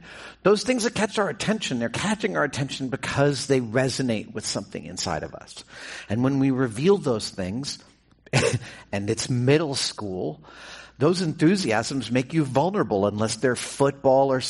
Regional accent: New York, United States; I grew up in New York, and I spent a lot of time living there

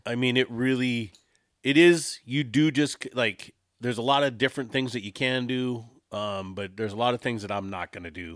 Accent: Southern California, United States; I'm from California

